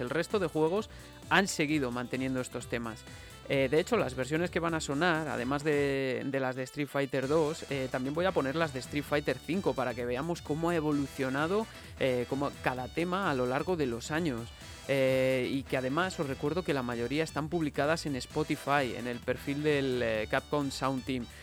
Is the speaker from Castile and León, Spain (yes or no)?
yes; Palencia, Castile and León, Spain; Aún recuerdo ya siendo pequeño una máquina que había en uno de los bares de Palencia que frecuentaba con mis padres algunos fines de semana